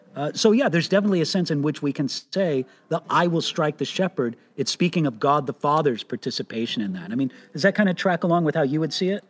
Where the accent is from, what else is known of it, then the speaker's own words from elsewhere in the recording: California, United States; I was born and raised in America, in California